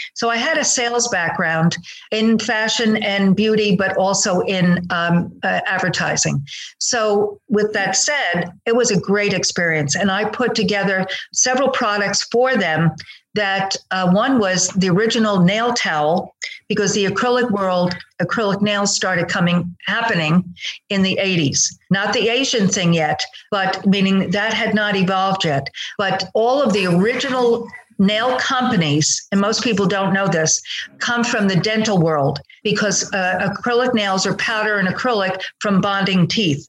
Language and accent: English; outside of New York City, United States; moved away as an adult; also born or lived in Long Island / Italy (ancestry); now in Austin, Texas, United States; But I grew up outside of uh, uh, New York City